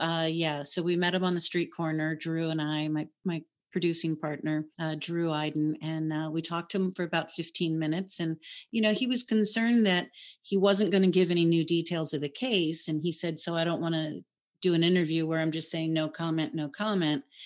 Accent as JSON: {"language": "English", "region": "Hawaii", "country": "United States", "tie": "born or raised there", "said": "I was born and raised in Hawaii"}